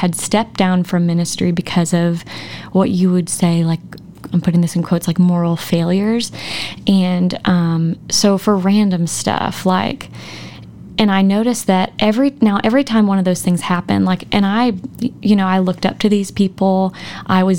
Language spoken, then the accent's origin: English; Texas, United States; moved away as an adult; now in Arkansas, United States; I didn't move here till we got married post-college. I came to Arkansas to go to OBU, but I'm from Texas